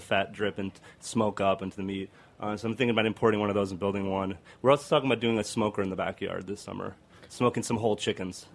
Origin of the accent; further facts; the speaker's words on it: Argentina; I'm from Argentina